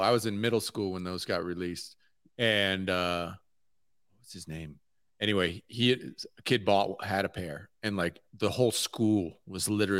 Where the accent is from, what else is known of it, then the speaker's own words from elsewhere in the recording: Connecticut, United States; I grew up in Connecticut